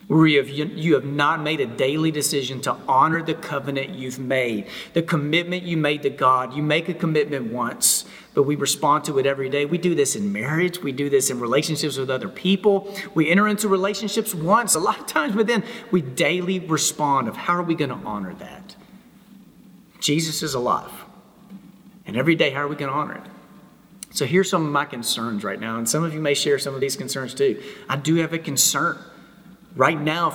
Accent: Texas, United States; moved away as an adult; now in Memphis, United States; first 27 years of my life, I grew up in Texas. But since then, my wife and I, we live in Memphis, Tennessee

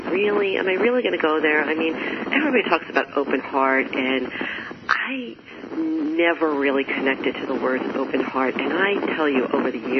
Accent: New York, United States; I'm a New Yorker, I'm an Italian New Yorker

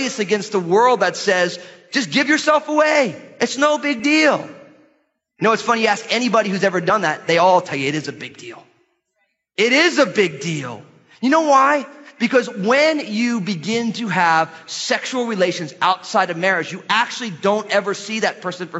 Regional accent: United States; as American Christians

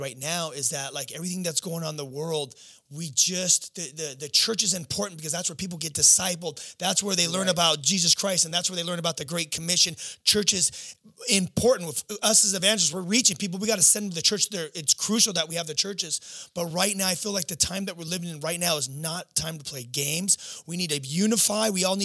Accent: Southern California, United States; I'm a skateboarder from Southern California

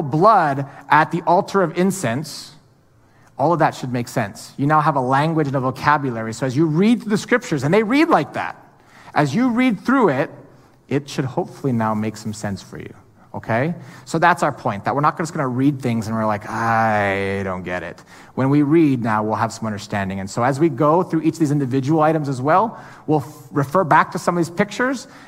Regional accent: Hawaii, United States; I'm from Hawaii

